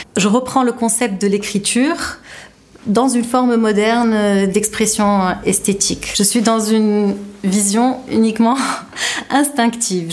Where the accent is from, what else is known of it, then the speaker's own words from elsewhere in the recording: Tunisia; also born or lived in France; J'ai grandi en Tunisie et j'ai fait toutes mes études supérieures en France